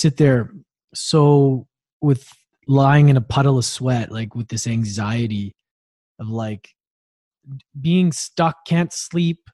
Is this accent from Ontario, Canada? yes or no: no; Victoria, British Columbia, Canada; also born or lived in Edmonton, Alberta; we moved from Edmonton to Victoria 2 years later